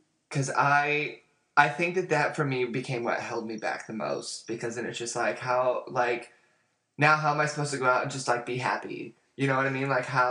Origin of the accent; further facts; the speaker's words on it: New Zealand; You sound British. No, we're Kiwi. No, you're British.